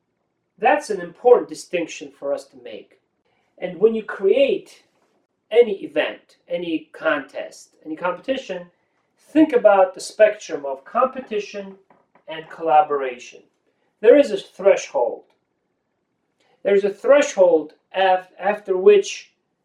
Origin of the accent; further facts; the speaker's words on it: Tbilisi, Georgia; moved away; I was growing up in the Republic of Georgia, Tbilisi